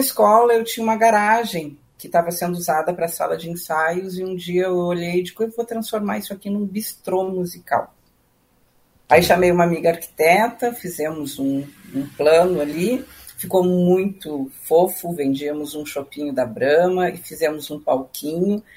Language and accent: Portuguese; Passo Fundo, Rio Grande do Sul, Brazil; moved away as an adult; also born or lived in Rio de Janeiro; now in Porto Alegre, Brazil; eu morava na minha cidade natal, em Passo Fundo